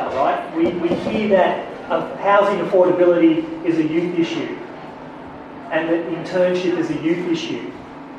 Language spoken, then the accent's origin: English; Blue Mountains, New South Wales, Australia; I grew up here in the Blue Mountains in the 70s and 80s